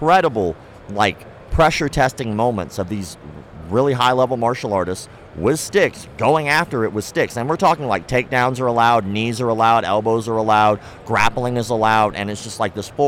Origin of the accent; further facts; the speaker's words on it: Florida, United States; also born or lived in Ocala, Florida; I was born and raised in Florida, back and forth, in Ocala and up to North Florida